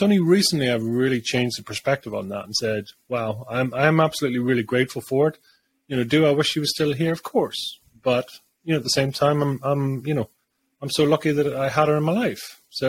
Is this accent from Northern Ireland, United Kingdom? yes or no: yes; Bangor, Northern Ireland, United Kingdom; born there; I was born in Bangor, Northern Ireland, back in 1979.